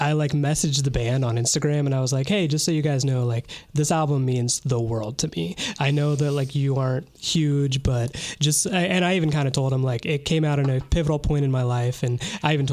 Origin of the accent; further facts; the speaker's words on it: Wabash, Indiana, United States; Wabash, my hometown